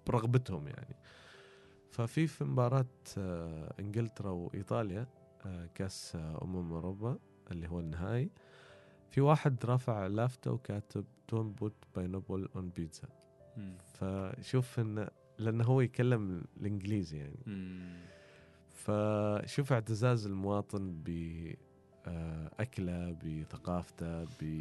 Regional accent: Oman

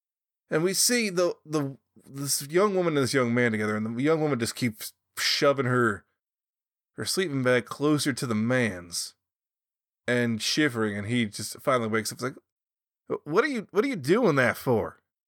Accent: the South, United States; Well, I'm from the South, and I'm not...

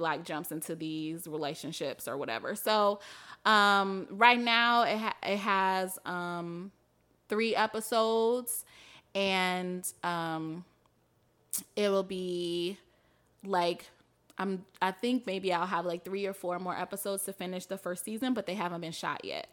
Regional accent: Mississippi, United States; moved away as an adult; also born or lived in Atlanta / New York; now in Chicago, United States; I'm from Mississippi where people get married super young

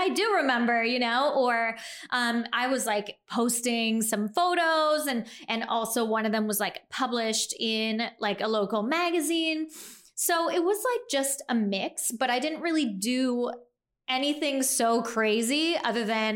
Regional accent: Canada; moved away as an adult; also born or lived in New York; I was living in New York at that time, so I'm Canadian

